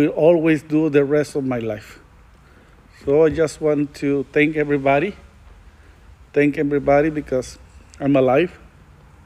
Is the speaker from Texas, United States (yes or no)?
yes; El Paso, Texas, United States; I'm from El Paso, Texas